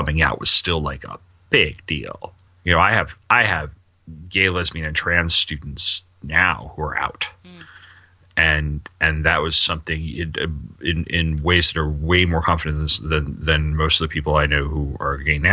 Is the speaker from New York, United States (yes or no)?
yes; Sayville, New York, United States; I grew up on the South Shore of Long Island. I grew up in the suburbs, clearly suburban, but it was a very small suburban town